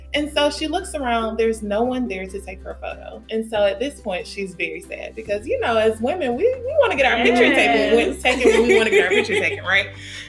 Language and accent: English; Auburn, Alabama, United States; I am originally from Auburn, Alabama.